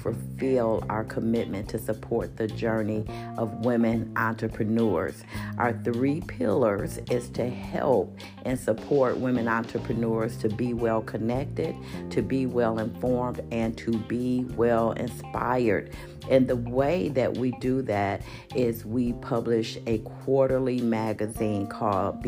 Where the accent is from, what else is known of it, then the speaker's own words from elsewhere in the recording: Milwaukee, Wisconsin, United States; now in Phoenix, United States; my hometown, Milwaukee, Wisconsin